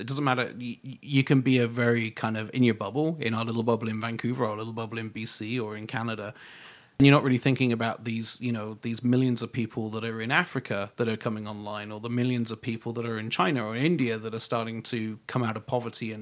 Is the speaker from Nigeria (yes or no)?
no; United Kingdom; being British